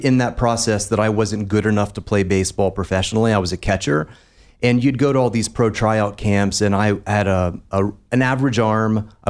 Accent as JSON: {"language": "English", "town": "Parkersburg", "region": "West Virginia", "country": "United States", "tie": "born or raised there", "said": "So I was, you know, I'm from a really small town"}